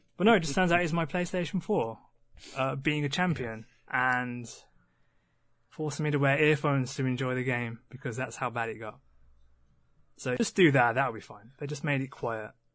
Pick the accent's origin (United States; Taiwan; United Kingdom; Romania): United Kingdom; West Midlands; we're the Midlands. We're, we're, we're kind of in the middle